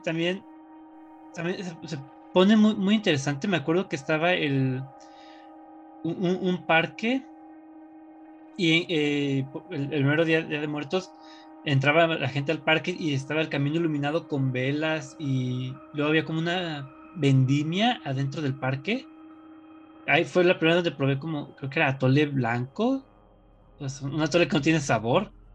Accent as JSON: {"language": "Spanish", "country": "Mexico"}